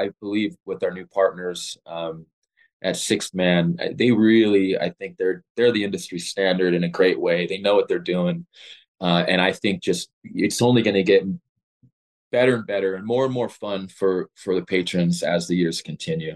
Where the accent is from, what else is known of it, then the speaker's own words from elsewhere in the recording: Los Angeles, California, United States; moved away as an adult; also born or lived in Lawndale, California / Torrance, California; now in Colorado, United States; I'm born and raised in Los Angeles